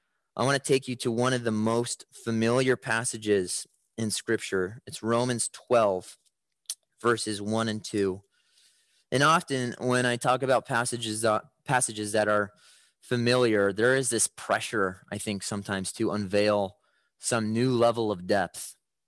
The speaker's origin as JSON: {"language": "English", "town": "Chicago", "region": "Illinois", "country": "United States", "tie": "born or raised there", "said": "When I was growing up in Chicago, my dad kind of had a home alone style to protect our house at night."}